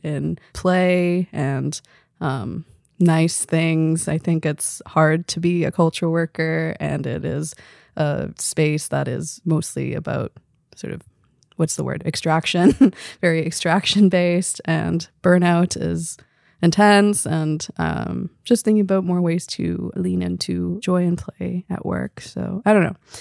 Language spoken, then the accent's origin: English; Victoria, British Columbia, Canada; also born or lived in Belém, Pará, Brazil / Recife, Brazil; But I grew up in B C, in Victoria, going back to Brazil every, uh, two years.